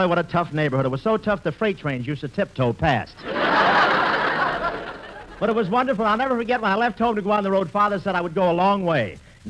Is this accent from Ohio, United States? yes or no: yes; Cleveland, Ohio, United States; moved away; this is my hometown